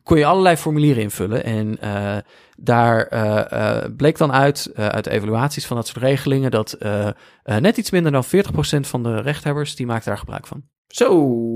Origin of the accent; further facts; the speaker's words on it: Veluwe, Gelderland, Netherlands; kom ik dus uit Veluwe